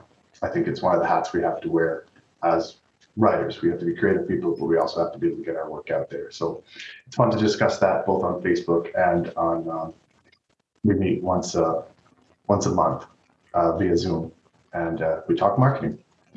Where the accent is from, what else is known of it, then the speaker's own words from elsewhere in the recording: Canada; sometimes maybe I'm too Canadian, so it's hard.